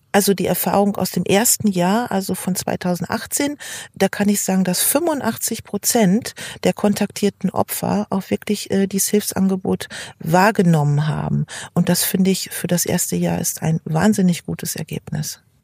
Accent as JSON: {"language": "German", "town": "Lingen", "region": "Lower Saxony", "country": "Germany", "said": "ich komme aus Lingen"}